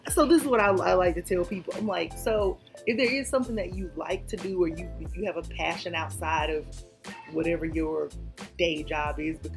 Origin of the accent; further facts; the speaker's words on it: Columbus, United States; I'm from Columbus, and um, I so when I left Columbus, I went to University of Georgia.